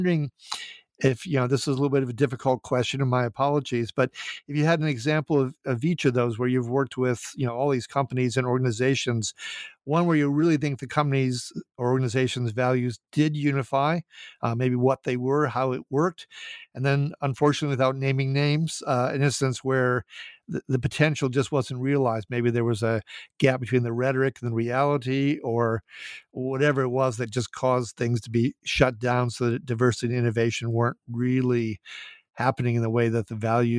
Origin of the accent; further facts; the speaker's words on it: Minnesota, United States; my being from Minnesota, where we have this phrase, Minnesota nice